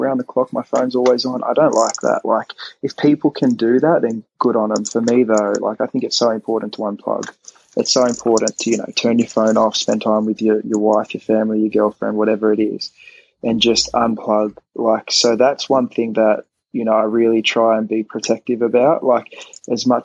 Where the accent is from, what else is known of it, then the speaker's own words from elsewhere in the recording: Australia; moved away; I'm Australian